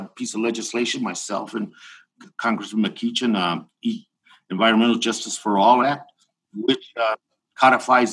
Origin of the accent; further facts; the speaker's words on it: Tucson, Arizona, United States; here in my hometown of Tucson, Arizona